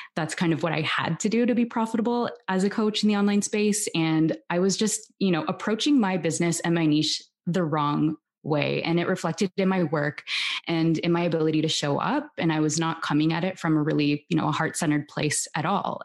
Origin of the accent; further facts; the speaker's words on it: Toronto, Ontario, Canada; now in Barcelona, Spain; I'm originally from Toronto and I'm currently living in Barcelona with my husband and my daughter